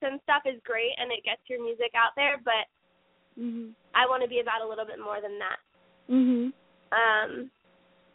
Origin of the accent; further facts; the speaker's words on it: Georgia, United States; I'm from Georgia, and, you know, I'm blessed to come from a state that has so many amazing country artists coming out of it